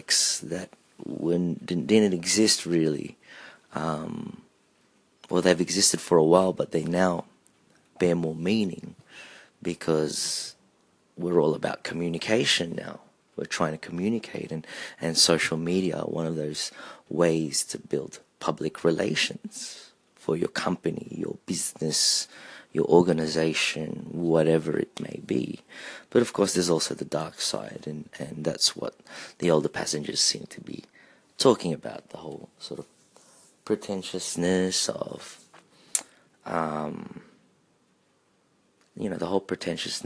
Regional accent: Australia; also born or lived in Philippines; as a Filipino-Australian, or if I may say an Aussie, I have to look to my Filipino roots

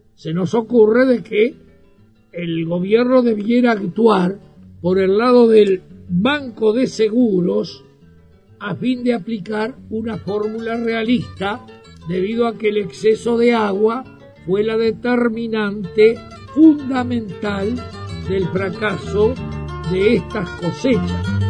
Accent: San Ramón, Canelones, Uruguay; moved away; mi pueblo, San Ramón

